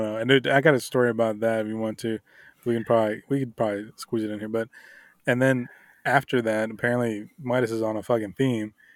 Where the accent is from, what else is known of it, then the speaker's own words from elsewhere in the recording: Miami, Florida, United States; I grew up in Miami.